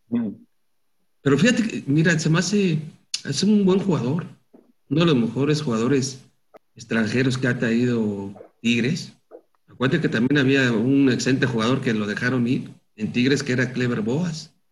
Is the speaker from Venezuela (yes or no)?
no; Mexico; como mexicano lo único que quieres es que le vaya bien a tus compatriotas.